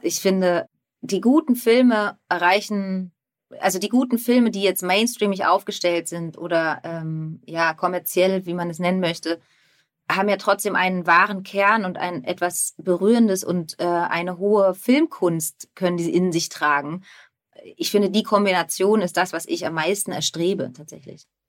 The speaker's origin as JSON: {"language": "German", "country": "Germany", "said": "ich liebe meine Heimat sehr"}